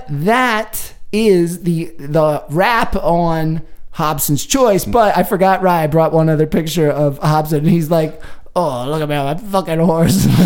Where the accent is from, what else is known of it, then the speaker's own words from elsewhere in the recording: United Kingdom; We're, we're British.